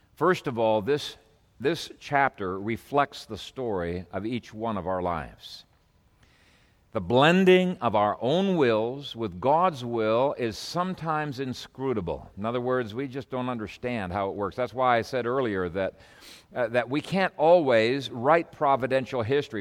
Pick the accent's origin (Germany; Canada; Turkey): Canada; moved away as an adult; I came from Canada